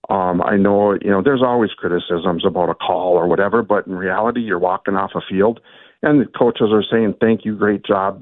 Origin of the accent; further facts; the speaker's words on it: Little Falls, Minnesota, United States; I grew up in Little Falls, so Swan Ville's right down the road